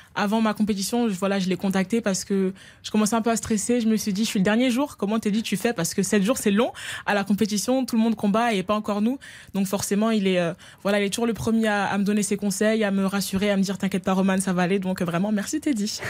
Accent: France; je suis française

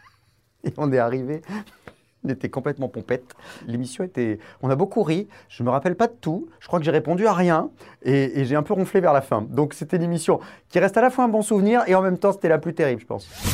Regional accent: Essonne, Île-de-France, France; also born or lived in Bordeaux / Bassin d'Arcachon; Je suis originaire du 91, je suis né euh, dans l'Essonne, mais je suis originaire à la base, toute ma famille

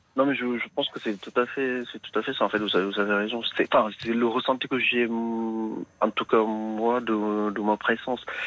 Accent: Senegal; now in France

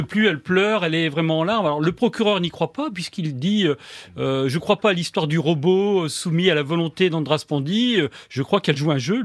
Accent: France; accent: French; j'ai un accent français

